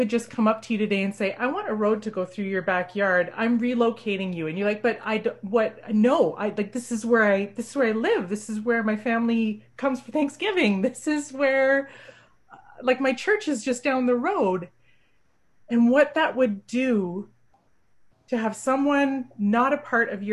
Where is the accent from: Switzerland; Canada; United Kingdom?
Canada; being a Canadian